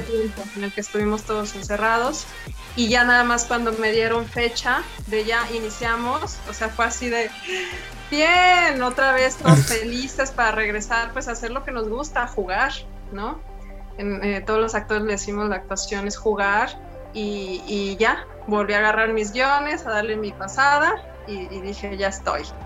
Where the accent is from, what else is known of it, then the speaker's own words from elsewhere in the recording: Durango, Mexico; moved away as an adult; now in Mexico City, Mexico; yo soy de Durango